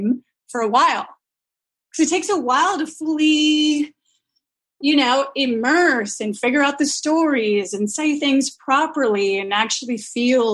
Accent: Vancouver, British Columbia, Canada; I'm from Vancouver, the land itself

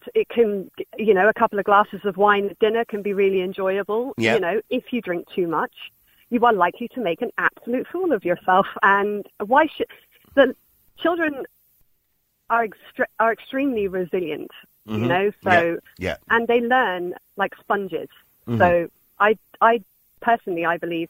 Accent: Ireland; accent: English; also born or lived in England; because I grew up in Ireland.

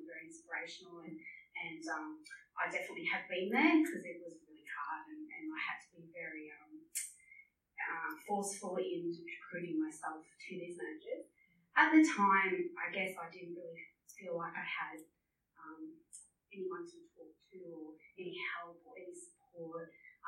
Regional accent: Melbourne, Victoria, Australia; moved away as an adult; I was transferred from Melbourne to Queensland in my early 20s in business banking.

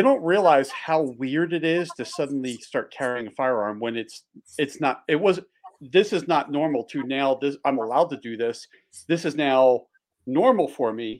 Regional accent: just outside of Philly, Pennsylvania, United States; also born or lived in Delaware / Maryland; now in Montana, United States; I grew up just outside of Philly. So I was an East Coast boy

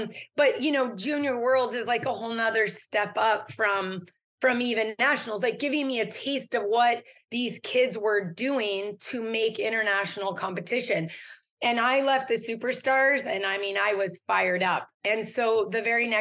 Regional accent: California, United States; I was born and raised in California. So I grew up skiing in the Canyon Lake Ski Club

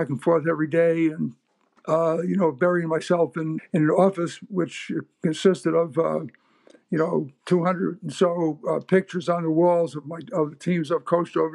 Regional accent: New York City, New York, United States; moved away as an adult; now in Canada; I'm involved with a group of people down in New York City, with my hometown, our hometown

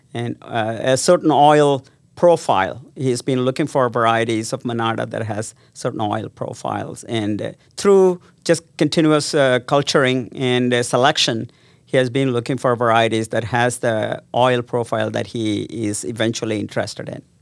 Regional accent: South India, India; moved away as an adult; also born or lived in Las Cruces, New Mexico, United States; now in Ames, United States; I grew up in South India

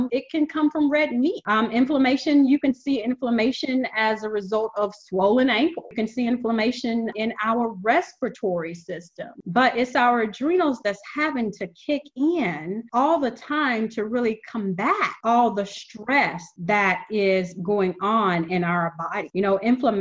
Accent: the South, United States; I come from the South. I'm used to that Paula Deen style cooking. You know, that's what we grew up on.

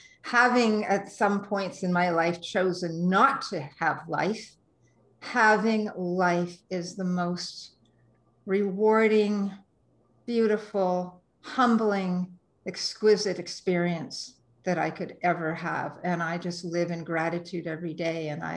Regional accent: Toronto, Ontario, Canada; I came from Toronto and moved to BC and to Vancouver in 1998.

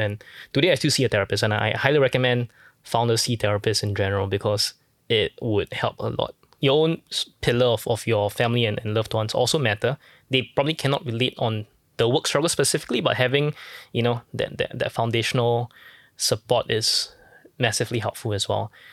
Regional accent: Singapore; born and raised in Singapore

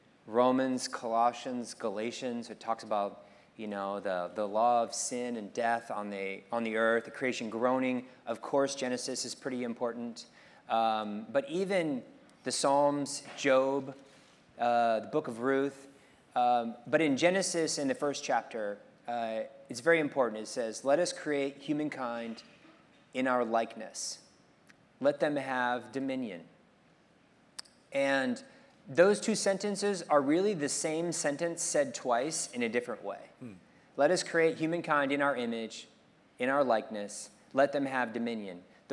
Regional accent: Monterey, California, United States; it's not because I come from Monterey with this whales 365.

